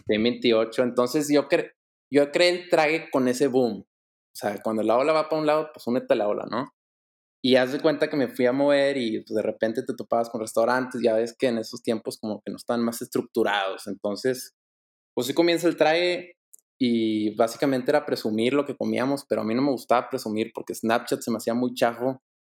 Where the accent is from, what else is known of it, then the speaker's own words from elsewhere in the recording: Monterrey, Nuevo León, Mexico; Yo soy, soy aquí originario de Monterrey, crecí en Monterrey, he vivido toda mi vida en Monterrey.